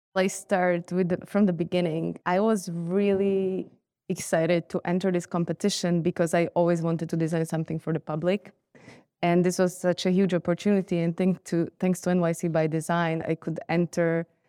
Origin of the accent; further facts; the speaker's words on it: Bratislava, Bratislava Region, Slovakia; moved away; I grew up in Bratislava